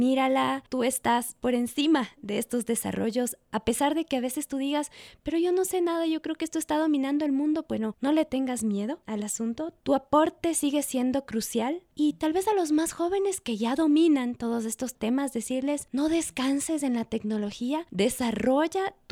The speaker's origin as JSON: {"language": "Spanish", "country": "Ecuador", "said": "¿Qué podemos hacer nosotros como ecuatorianos en medio de estos cambios tecnológicos?"}